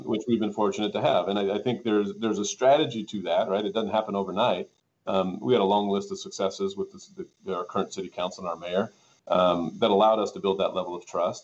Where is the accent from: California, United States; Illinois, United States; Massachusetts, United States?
California, United States; Tehachapi; also born or lived in Lancaster, California; as the city manager of Tehachapi, um, oddly when I was 26 years old